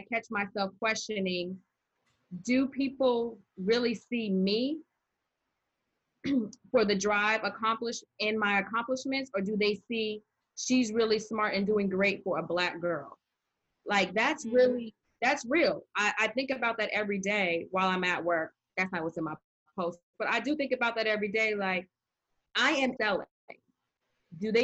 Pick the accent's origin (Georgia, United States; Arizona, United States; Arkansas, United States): Arizona, United States; moved away; also born or lived in Maryland; When I was growing up in Arizona, it wasn't unusual for me to be the minority in the class